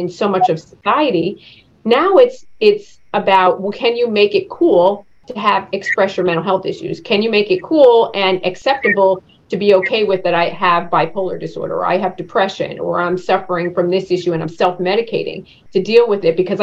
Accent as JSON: {"language": "English", "region": "East Coast", "country": "United States", "tie": "born or raised there", "said": "a young girl growing up on the East Coast"}